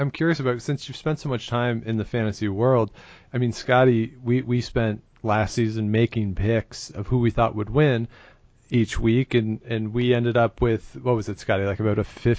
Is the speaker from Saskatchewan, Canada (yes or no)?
yes; Saskatchewan, Canada; I'm from Saskatchewan.